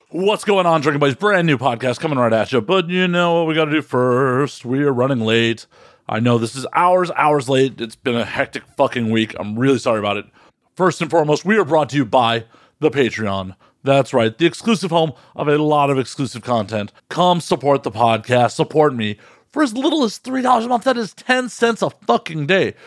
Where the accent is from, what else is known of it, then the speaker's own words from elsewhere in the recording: Chicago, Illinois, United States; I'm from Chicago